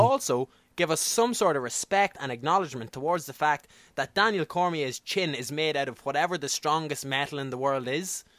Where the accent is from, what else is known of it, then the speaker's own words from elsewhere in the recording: Ireland; accent: Irish; I'm an Irish media guy. I'm an Irish accent.